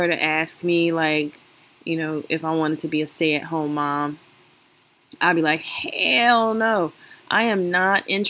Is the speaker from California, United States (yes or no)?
no; Chicago, Illinois, United States; I'm from Chicago